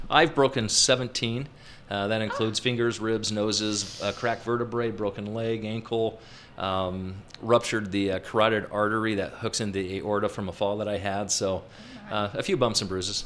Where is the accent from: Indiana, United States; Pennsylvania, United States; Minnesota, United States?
Indiana, United States; Peru; now in Utah, United States; my hometown had a circus based out of it. I grew up in Peru, Indiana, circus